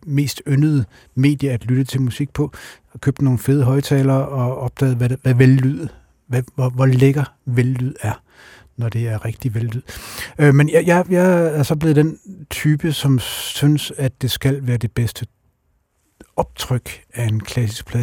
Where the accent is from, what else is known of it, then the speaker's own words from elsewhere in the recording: Randers, Central Denmark Region, Denmark; Randers, hvor jeg kommer fra